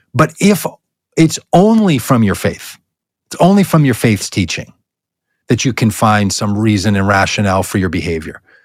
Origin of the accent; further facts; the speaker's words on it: United States; my identity as an American citizen